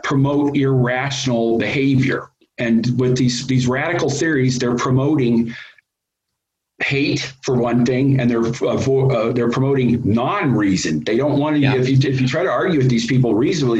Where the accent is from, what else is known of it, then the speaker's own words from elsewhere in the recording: Wyoming, United States; moved away as an adult; also born or lived in Fairbanks, Alaska / Western North Carolina; now in New Mexico, United States; I'm from Wyoming. I live in New Mexico now